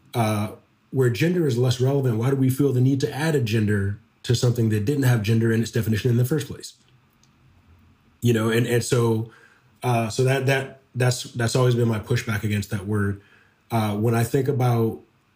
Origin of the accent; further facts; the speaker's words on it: Detroit, Michigan, United States; moved away; any Black man that I grew up with back in Detroit, when I go back home